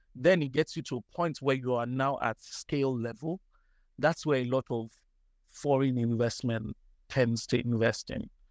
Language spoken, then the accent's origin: English; Nigeria; I'm Nigerian.